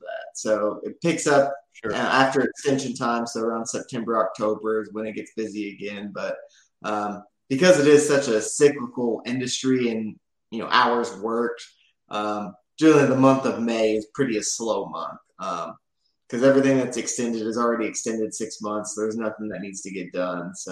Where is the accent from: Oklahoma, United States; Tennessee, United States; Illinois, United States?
Oklahoma, United States; Oklahoma City; now in Tulsa, United States; we're both from the Oklahoma City area.